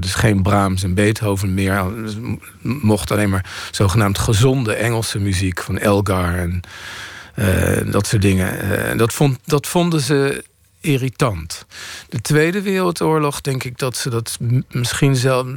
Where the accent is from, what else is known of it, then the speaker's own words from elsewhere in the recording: The Hague, South Holland, Netherlands; ik groeide op in Den Haag